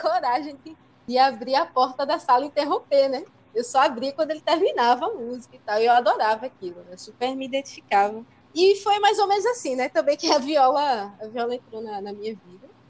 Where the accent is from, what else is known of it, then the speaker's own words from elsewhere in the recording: São Lourenço da Mata, Pernambuco, Brazil; eu sou de São Lourenço, né? E lá em São Lourenço é, não tinha muitos espaços né, para a gente estudar música